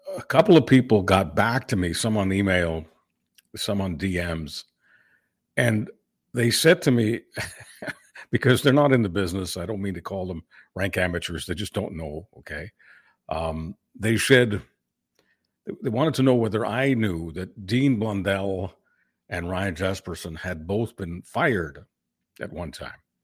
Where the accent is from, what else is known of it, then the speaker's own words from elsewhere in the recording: Canada; as a Canadian